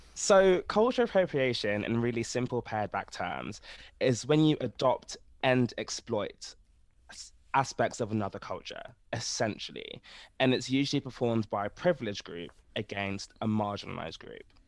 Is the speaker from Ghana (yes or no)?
yes; Ghana; I'm from Ghana